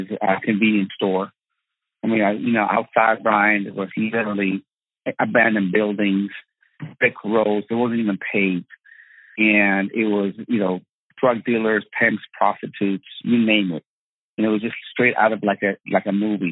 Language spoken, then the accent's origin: English; Tehran, Tehran Province, Iran; moved away; I was born in Tehran, Iran